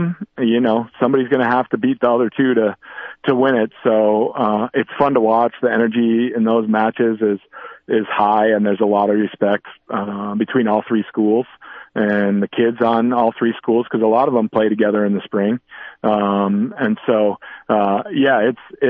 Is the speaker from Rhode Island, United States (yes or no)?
yes; Rhode Island, United States; I'm a Rhode Islander